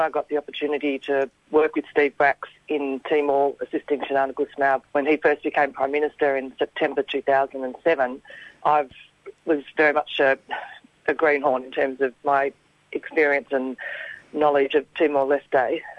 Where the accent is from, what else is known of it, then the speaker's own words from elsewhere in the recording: Melbourne, Victoria, Australia; I grew up in Melbourne